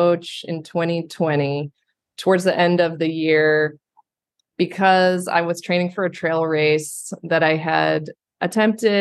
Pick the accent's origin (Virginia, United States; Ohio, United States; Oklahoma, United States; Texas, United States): Ohio, United States; now in New York City, United States; I grew up in Ohio